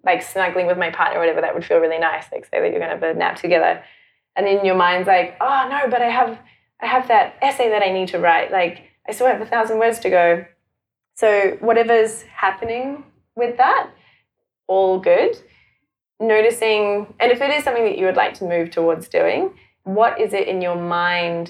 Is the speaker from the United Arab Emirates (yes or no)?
no; Johannesburg, Gauteng, South Africa; also born or lived in Auckland, New Zealand; now in Melbourne, Australia; I grew up in Johannesburg in South Africa with a really, like, super loving family, a very Christian family. And I went to Christian school and then we moved to New Zealand and to Auckland